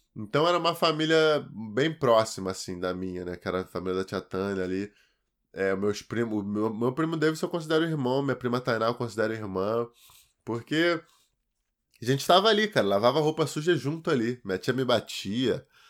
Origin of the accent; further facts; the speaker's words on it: Duque de Caxias, Rio de Janeiro, Brazil; E fui criado, cara, até meus 9 anos de idade em Duque de Caxias